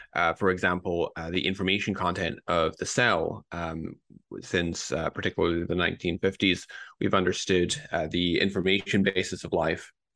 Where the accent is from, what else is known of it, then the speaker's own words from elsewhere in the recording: Scotland, United Kingdom; moved away as an adult; also born or lived in Newcastle, United Kingdom; now in Boston, United States; I grew up in Scotland.